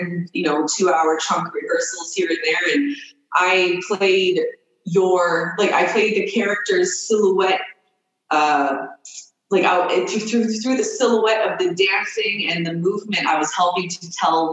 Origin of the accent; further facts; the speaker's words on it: Toronto, Ontario, Canada; moved away as an adult; also born or lived in Nova Scotia / Kitigan Zibi reserve near Ottawa; now in Algonquin reserve near Ottawa, Canada; I grew up in Toronto most of my life. I lived there for 18 years